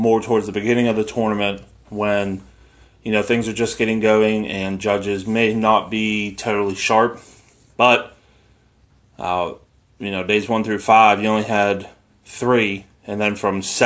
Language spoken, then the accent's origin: English; United States